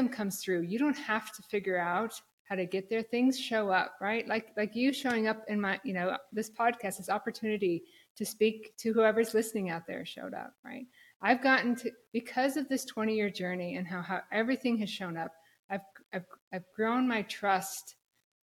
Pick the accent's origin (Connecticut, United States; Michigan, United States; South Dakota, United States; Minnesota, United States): South Dakota, United States; Black Hills of; moved away as an adult; also born or lived in Minneapolis / New York City area / San Francisco; I'm from South Dakota originally, the Black Hills of South Dakota, Mount Rushmore